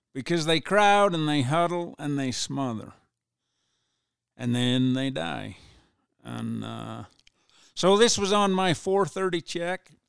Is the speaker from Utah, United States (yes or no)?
yes; Ephraim, Utah, United States; I was born and raised in Ephraim, lived here all my life